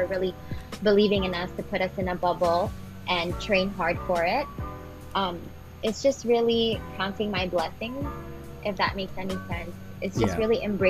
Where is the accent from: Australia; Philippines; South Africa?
Philippines; As Filipino athletes, we have to show how resilient we are, how tough we are